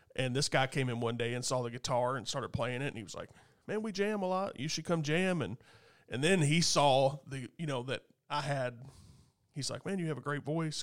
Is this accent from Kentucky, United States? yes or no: yes; Goshen, Kentucky, United States; out in Goshen area, Skylight, where I grew up